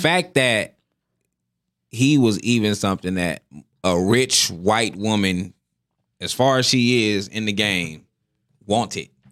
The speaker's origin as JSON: {"language": "English", "country": "United States", "said": "I'm from America"}